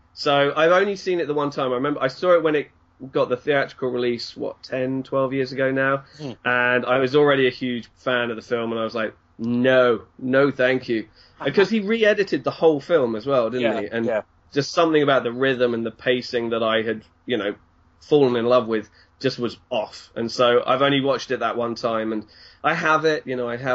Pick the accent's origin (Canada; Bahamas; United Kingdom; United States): United Kingdom; Brighton, South East England; moved away as an adult; now in Hong Kong; I am from England, as my accent might give away. I'm from Brighton, the sunny south of England.